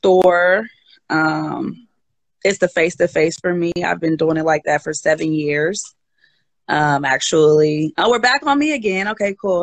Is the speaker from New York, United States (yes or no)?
no; Oakland, California, United States; also born or lived in Berkeley, California; I'm originally from the Bay Area, born and raised Berkeley, Oakland